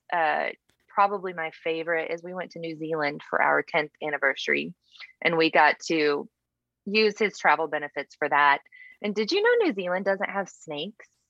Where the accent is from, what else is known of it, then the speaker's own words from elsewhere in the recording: Texas panhandle, United States; born and raised in texas you know texans we don't think there's much outside of texas